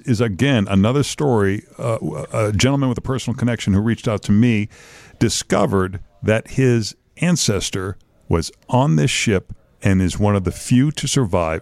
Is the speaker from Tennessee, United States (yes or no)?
no; Lynn, Massachusetts, United States; now in Chicago, United States; My hometown of Lynn